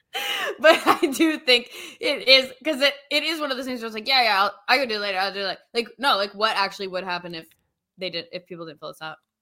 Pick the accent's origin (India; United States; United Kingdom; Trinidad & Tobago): United States; New York; now in Nashville, United States; I'm from New York. I'm from the north